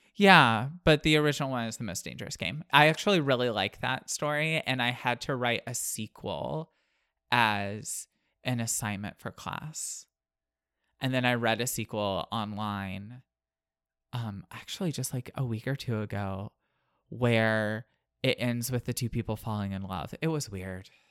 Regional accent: United States; I'm from the Panhandle

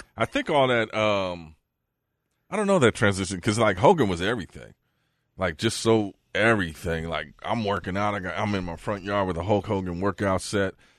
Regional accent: the Bay Area, California, United States; also born or lived in Fargo; now in Las Vegas, United States; I'm from the Bay.

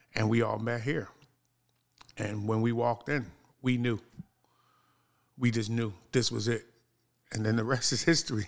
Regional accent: Philadelphia, Pennsylvania, United States; now in Baltimore, United States; I'm actually from Philadelphia, Pennsylvania

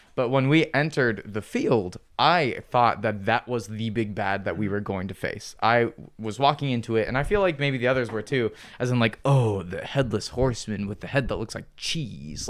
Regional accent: Midwest, United States; our Midwestern culture

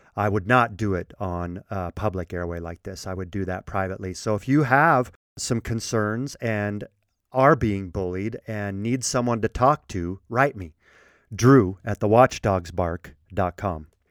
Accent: Colorado, United States; I was raised in Colorado

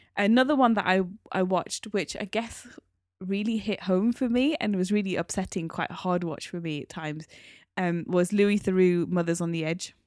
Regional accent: United Kingdom; we are British Asian, I'm part of the British Asian community.

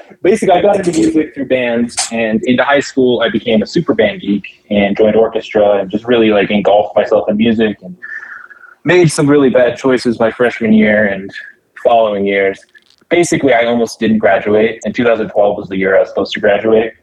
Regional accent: a reservation in Arizona, United States; I was middle school on the reservation

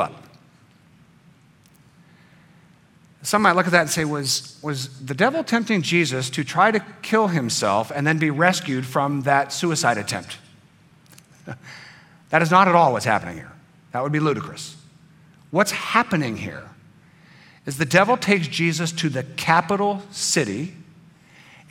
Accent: United States; being an American, a free American, with a free vote and a voice

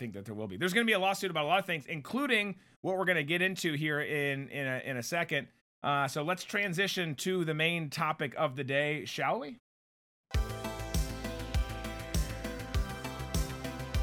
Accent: Minnesota, United States; moved away; my home state, again, I didn't grow up in that city.

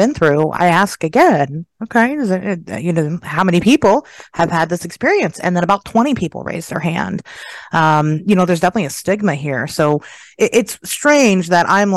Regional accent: Dayton, Ohio, United States; I'm from Dayton, Ohio, and it's basically Germantown, Ohio, smaller than that even

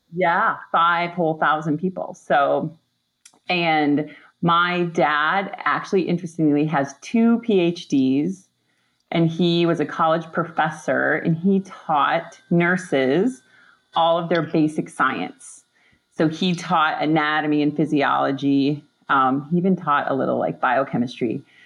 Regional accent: Upper Peninsula of Michigan, United States; I grew up in the Upper Peninsula of Michigan

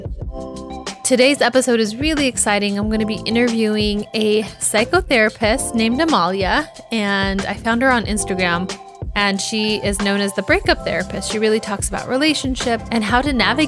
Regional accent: United States; my home country, the US

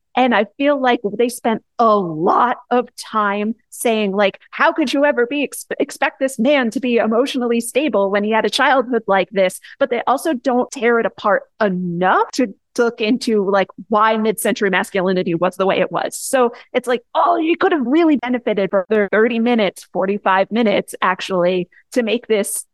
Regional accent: United States; I grew up just outside of New York City

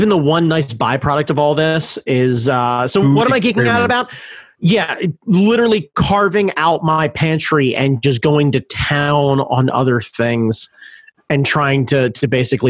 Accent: United States; I am American.

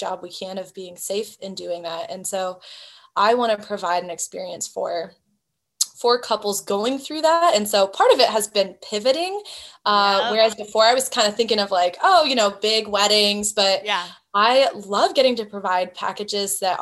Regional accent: Hawaii, United States; moved away; I grew up in Hawaii

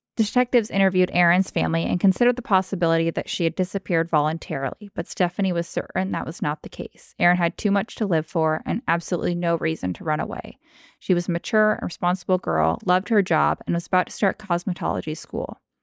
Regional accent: Anchorage, Alaska, United States; I was born and raised in Anchorage.

